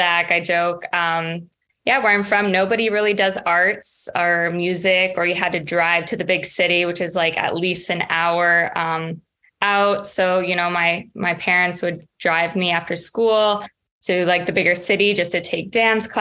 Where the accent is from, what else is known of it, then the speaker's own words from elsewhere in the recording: Saskatchewan, Canada; now in Los Angeles, United States; I'm from a very small prairie town village in Saskatchewan, Canada, which is right above North Dakota